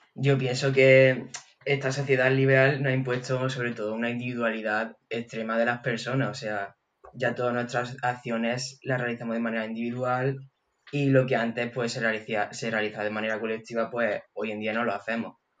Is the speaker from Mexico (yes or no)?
no; Andújar, Andalusia, Spain; soy de Andújar de Jaén